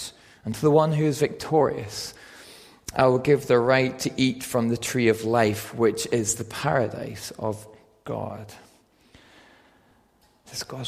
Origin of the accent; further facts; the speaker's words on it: Northern Ireland, United Kingdom; moved away as an adult; also born or lived in Aberdeen, Scotland; I'm from Northern Ireland, and I moved when I was 18 to Aberdeen to study physiotherapy